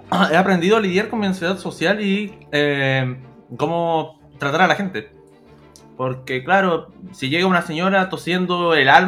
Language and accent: Spanish; San Bernardo, Santiago Metropolitan, Chile; born there; nací en San Bernardo, así que ahí